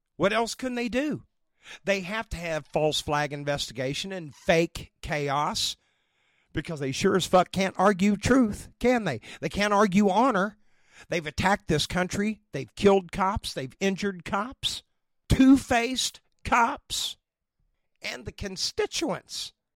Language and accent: English; Oklahoma, United States; I'm from here